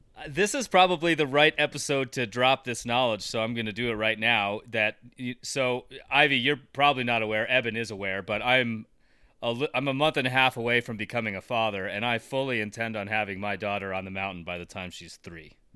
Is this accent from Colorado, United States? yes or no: yes; Colorado, United States; I grew up in Colorado, and it's basically been my my life since I was a little kid.